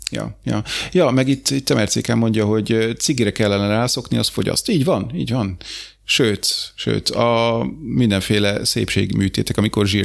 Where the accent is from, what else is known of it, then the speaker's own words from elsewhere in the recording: Hungary; De figyelj, én magyar vagyok